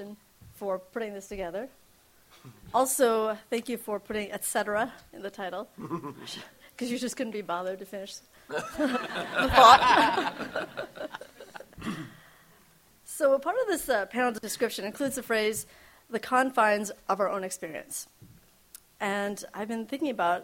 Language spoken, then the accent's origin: English; Midwest, United States; Me, the child of refugees from Vietnam, growing up in the Midwest in the deep 1980s